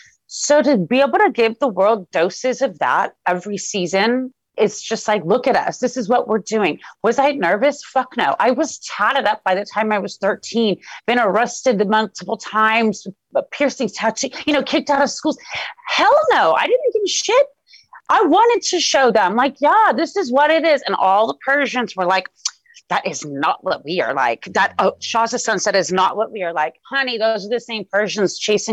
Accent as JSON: {"language": "English", "town": "Los Angeles", "region": "California", "country": "United States", "tie": "born or raised there", "said": "Even though I was born in Los Angeles, Iran is somewhere I visited every single year of my life."}